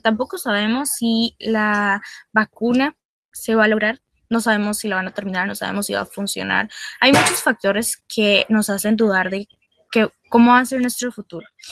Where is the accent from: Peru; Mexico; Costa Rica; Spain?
Costa Rica; nosotros como costarricenses